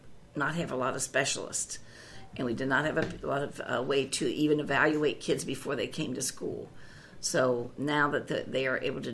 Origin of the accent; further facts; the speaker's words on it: Columbus, Ohio, United States; I actually grew up in Columbus, Ohio, and I grew up right here in Clintonville